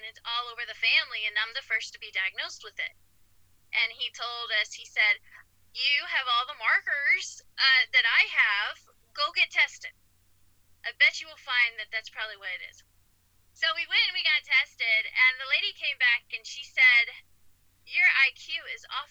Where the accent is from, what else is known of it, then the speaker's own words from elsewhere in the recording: Ohio, United States; When I was raised in Ohio